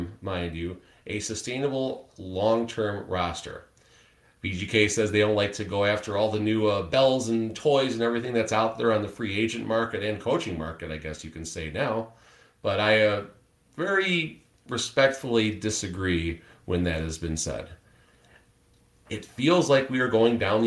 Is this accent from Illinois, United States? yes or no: yes; Chicago, Illinois, United States; moved away; I'm originally from Chicago